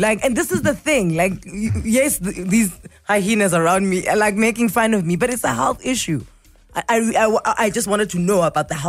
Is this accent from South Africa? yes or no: yes; Pretoria, Gauteng, South Africa; also born or lived in Eastern Cape; I was in the Eastern Cape until I was like 6, and then I was in Pretoria.